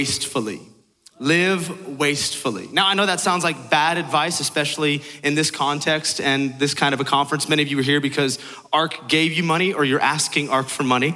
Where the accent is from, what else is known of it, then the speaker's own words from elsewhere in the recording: San Francisco, California, United States; I'm from San Francisco